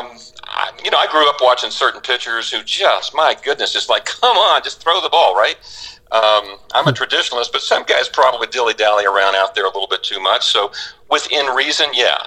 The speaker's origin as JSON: {"language": "English", "town": "Orlando", "region": "Florida", "country": "United States", "tie": "born or raised there", "said": "I grew up in Orlando"}